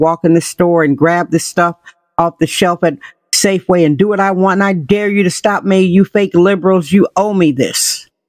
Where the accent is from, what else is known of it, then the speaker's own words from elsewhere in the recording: Wisconsin, United States; now in San Francisco, United States; I'm originally from Wisconsin.